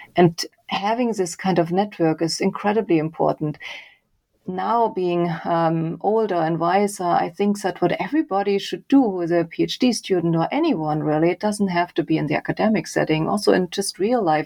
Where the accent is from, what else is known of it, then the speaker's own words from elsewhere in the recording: Leipzig, Saxony, Germany; moved away; So I grew up in Germany. I did an engineering degree um, in Leipzig, my hometown